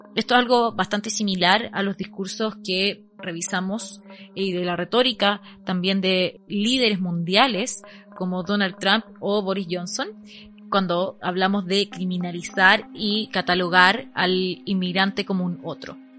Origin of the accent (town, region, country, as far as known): Chile